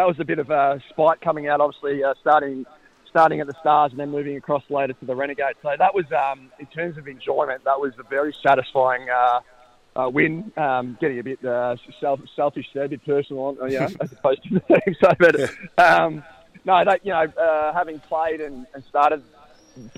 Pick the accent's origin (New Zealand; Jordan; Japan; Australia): Australia; Bairnsdale, Victoria; I was born and bred in Bensdale